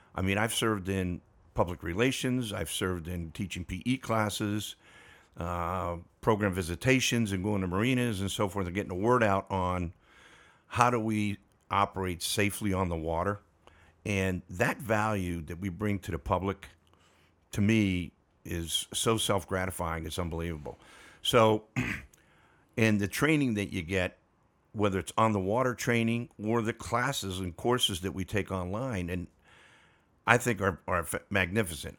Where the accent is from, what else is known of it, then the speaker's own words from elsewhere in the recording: Pittsburgh, Pennsylvania, United States; moved away; also born or lived in Texas; route manager in my hometown of Pittsburgh, Pennsylvania